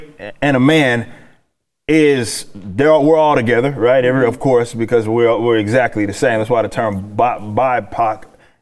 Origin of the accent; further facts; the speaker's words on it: Texas, United States; I'm from Texas. I lived in South Texas